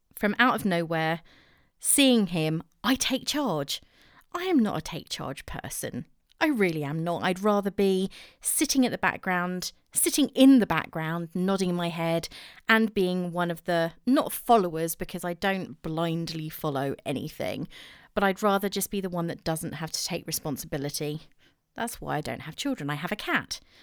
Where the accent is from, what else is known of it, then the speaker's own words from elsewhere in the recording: England, United Kingdom; accent: English; I'm too English.